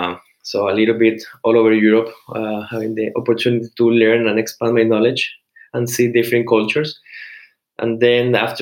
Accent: Cartagena, Bolívar, Colombia; English is a second language; Well, sure. I'm from Cartagena, Colombia, so it's a city in the Caribbean.

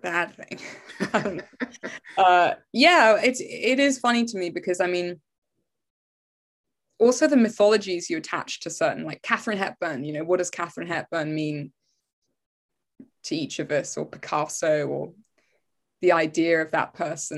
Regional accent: England, United Kingdom; being English

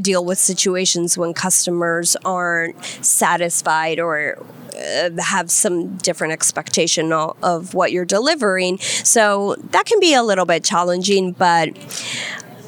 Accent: Colombia; moved away; also born or lived in Virginia, United States / Washington, D.C., United States; I was born in Virginia, and I lived there until I was 7 years old, and then I went to live to Colombia.

